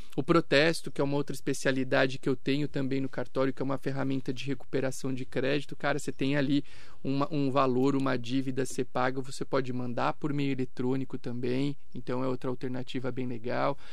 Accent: São Caetano do Sul, São Paulo, Brazil; also born or lived in Itápolis / Itaquaquecetuba / Campos do Jordão; now in Mogi das Cruzes, Brazil; em São Caetano do Sul, que foi a cidade onde eu cresci. Eu morei por 20 anos lá

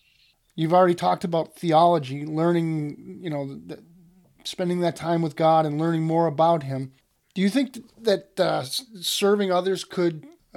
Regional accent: Worcester, Massachusetts, United States; You know, I started out when I was a kid. I loved talk radio. I grew up outside of Worcester, Massachusetts.

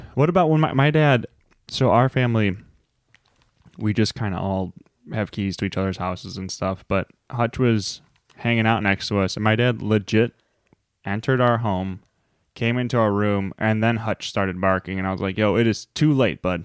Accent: Chicago, Illinois, United States; we're from Chicago

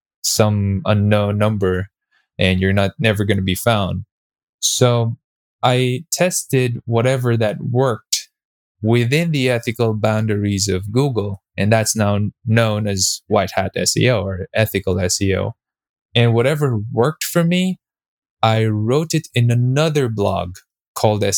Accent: Philippines; I'm a Filipino Chinese. We're basically Chinese by blood. I'm the fourth generation in the Philippines

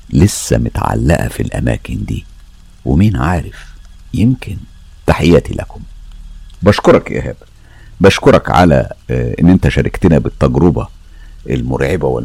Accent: Syria; أنا … من سوريا أنا أم البنتين وولد بشتغل مدربة حلاقة مع الهلال الأحمر السوري

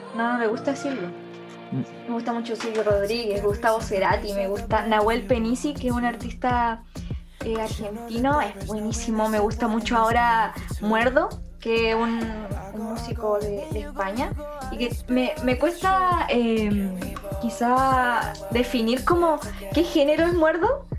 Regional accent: Punitaqui, Coquimbo, Chile; first language Spanish; Yo soy de Punitaqui, la cuarta región

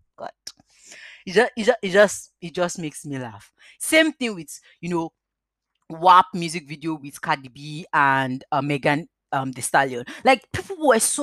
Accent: Nigeria; now in United Kingdom; living in the United Kingdom. I'm a Nigerian

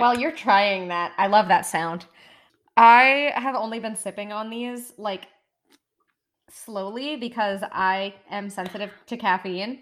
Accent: United States; accent: American; my American accent.

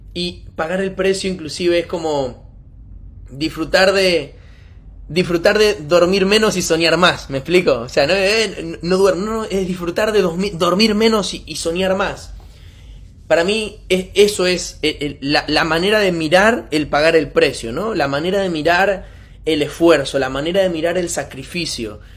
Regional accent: Argentina; soy argentino

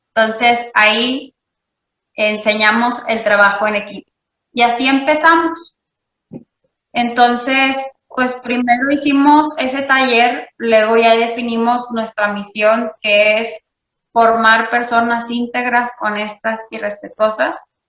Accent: Monterrey, Nuevo León, Mexico; yo nací, vivo y crecí en Monterrey, Nuevo León

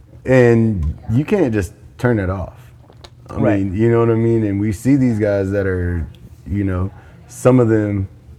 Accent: Anadarko, Oklahoma, United States; I grew up in Anadarko

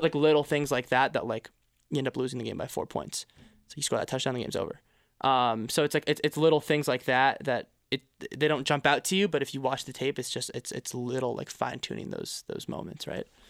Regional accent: Quebec, Canada; also born or lived in United States; now in Toronto, Canada; I grew up in Quebec.

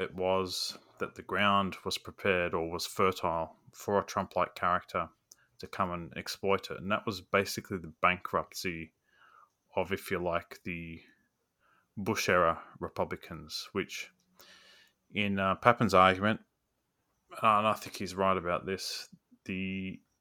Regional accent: Australia; as an Australian

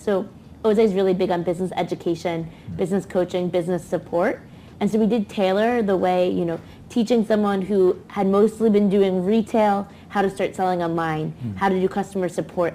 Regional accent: United States; as an American

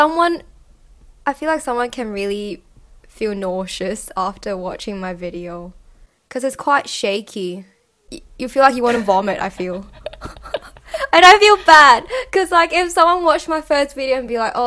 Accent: Hong Kong; also born or lived in Australia; growing up in Hong Kong

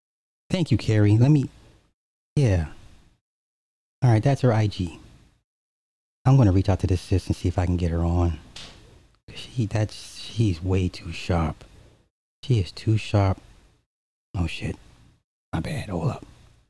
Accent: Alabama, United States; I'm from Alabama, but I get it.

